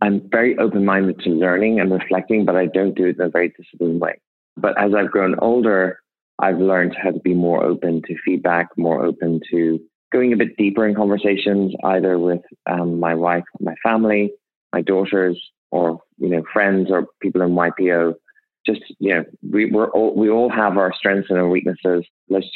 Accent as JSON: {"language": "English", "country": "Ireland", "tie": "born or raised there", "moved": "yes", "said": "I grew up in Ireland to extremely poor parents."}